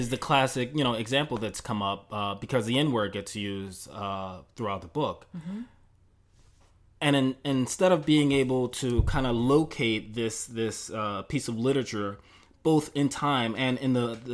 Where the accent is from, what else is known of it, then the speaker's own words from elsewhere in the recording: Mississippi, United States; uh, pain that you know I'm in, you know I grew up in Mississippi.